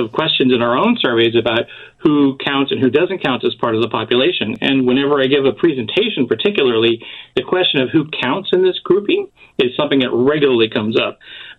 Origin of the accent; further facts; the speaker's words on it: California, United States; identify as Hispanic, Latino, and sometimes, depending on the situation, Latinx. So I do use all three. I am originally from California, and my background is of Mexican origin, born in the U.S. to parents born in the U.S. It's my grandparents who are from Mexico. So as you can see, I'm third generation